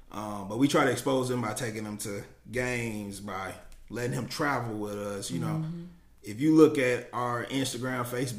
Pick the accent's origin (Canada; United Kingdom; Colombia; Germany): Germany; also born or lived in Kansas, United States; I'm a military brat, so I grew up in Germany all over, you know, and the last stop was Kansas.